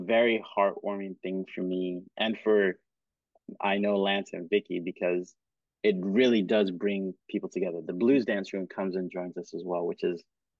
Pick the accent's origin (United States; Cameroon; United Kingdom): Cameroon; also born or lived in Kenya; because I grew up in Cameroon and Kenya, and so dancing coupe décalé